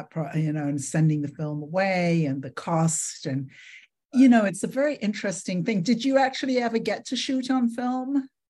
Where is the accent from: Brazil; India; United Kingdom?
United Kingdom; London; moved away; also born or lived in Miami; I grew up in London and I didn't really get it until I moved to Miami